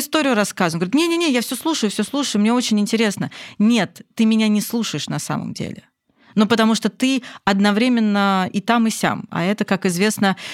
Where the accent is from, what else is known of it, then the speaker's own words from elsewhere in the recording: Moscow, Russia; Я из Москвы